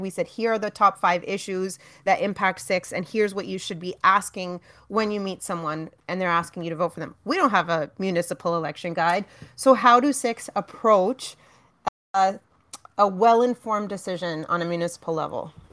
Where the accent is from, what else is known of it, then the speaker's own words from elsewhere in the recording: Brampton, Ontario, Canada; now in Toronto, Canada; I was raised in Brampton, spent my, all my formative years in Brampton